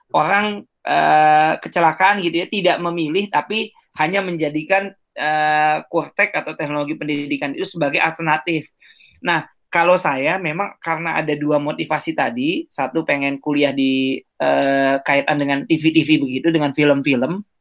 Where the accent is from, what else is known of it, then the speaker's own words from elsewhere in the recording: East Jakarta, Jakarta, Indonesia; Saya, asal saya Jakarta. asal Jakarta Timur